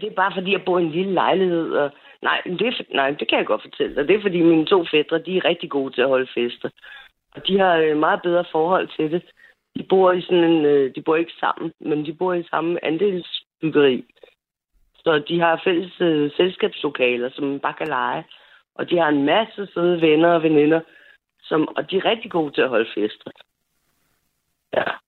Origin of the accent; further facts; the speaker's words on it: Frederiksberg, Capital Region of Denmark, Denmark; also born or lived in Nørrebro / Kastrup / Herlev; now in Lyngby, Denmark; jeg bor i Lyngby, men jeg er født og opvokset på Frederiksberg